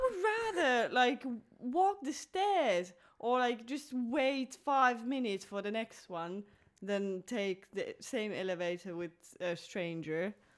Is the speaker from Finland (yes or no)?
yes; Finland; moved away as an adult; also born or lived in Belgium; I was born in Finland, but I also lived abroad uh, almost five years. I was living in Belgium